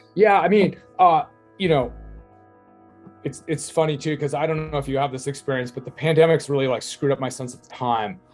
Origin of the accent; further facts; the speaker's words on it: Laguna Beach, California, United States; I'm from Laguna Beach, California